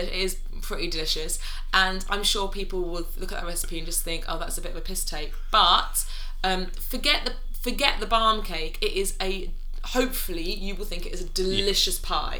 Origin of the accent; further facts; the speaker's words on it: London, United Kingdom; born and raised in London